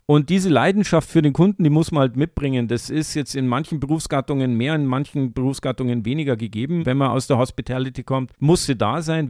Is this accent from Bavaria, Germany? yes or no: yes; Munich, Bavaria, Germany; gebürtiger Münchner